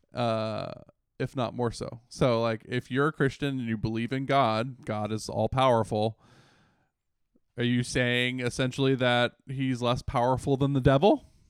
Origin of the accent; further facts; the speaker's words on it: United States; moved away; we're all from the Washington, D C, Northern Virginia metro area